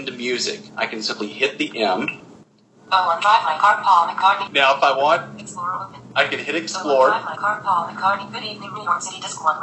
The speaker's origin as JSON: {"language": "English", "region": "the South", "country": "United States", "tie": "born or raised there", "said": "I grew up in the South"}